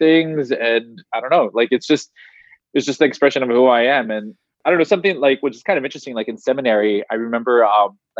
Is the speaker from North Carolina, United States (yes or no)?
no; Los Angeles, California, United States; moved away as an adult; now in Georgia, United States; growing up in Los Angeles, it's also very Americanized